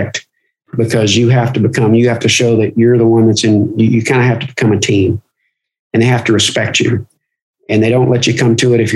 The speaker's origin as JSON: {"language": "English", "region": "Kentucky", "country": "United States", "tie": "born or raised there", "said": "I grew up in Kentucky"}